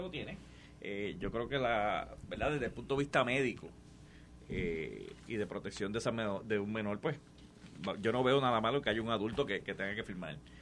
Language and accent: Spanish; Puerto Rico; yo soy gente de las Marías, de San Sebastián